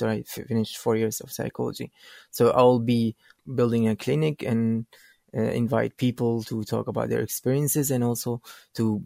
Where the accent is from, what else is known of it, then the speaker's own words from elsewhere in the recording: Sinjar, Nineveh, Iraq; also born or lived in Dilijan, Armenia; now in Kurdistan Region, Iraq; I'm originally from Shingal city. It's a city located in the west of Kurdistan, which is the northwest of Iraq